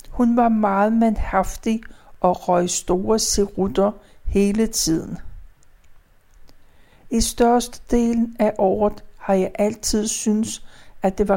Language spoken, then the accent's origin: Danish; Gentofte, Capital Region of Denmark, Denmark; born there; Jeg blev født den 2. april. Det var palmesøndag, og året det var 1939. Jeg blev født på Gentofte Fødeklinik.